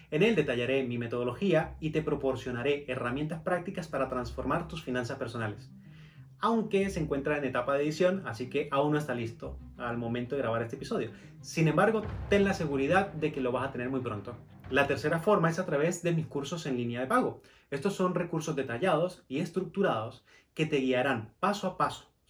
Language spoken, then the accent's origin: Spanish; Venezuela; moved away as an adult; now in Colombia; a Venezuela que usted tiene mucho potencial. Y yo durante cuatro años estuve empeñado en quedarme en mi país